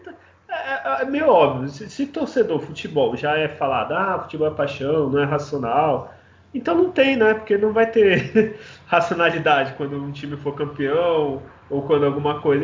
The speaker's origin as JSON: {"language": "Portuguese", "town": "Santos", "region": "São Paulo", "country": "Brazil", "said": "eu sou santista"}